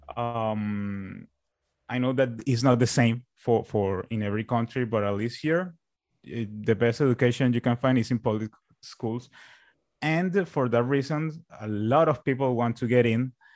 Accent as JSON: {"language": "English", "town": "Barranquilla", "region": "Atlántico", "country": "Colombia", "tie": "born or raised there", "also_born_or_lived": "Bogota, Colombia", "said": "I went back to my, to my own, to my hometown, which is here"}